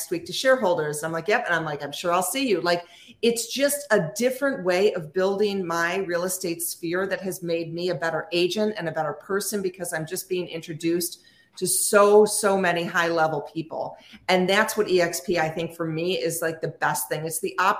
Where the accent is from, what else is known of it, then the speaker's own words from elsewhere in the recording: North Shore, Chicagoland area, Illinois, United States; I'm just on the North Shore, which is I'm about 20 miles north of the city. I'm in the same town that I grew up